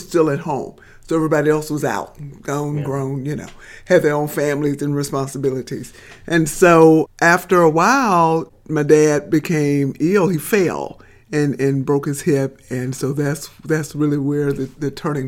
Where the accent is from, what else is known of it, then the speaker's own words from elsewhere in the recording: Birmingham, Alabama, United States; I'm from Birmingham. I grew up on the south side of Birmingham